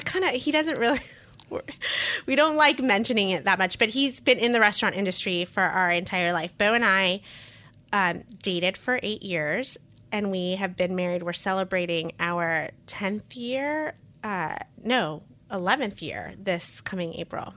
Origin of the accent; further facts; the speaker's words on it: Costa Rica; moved away; also born or lived in Queens, New York; I'm a dual citizen, I was born in Costa Rica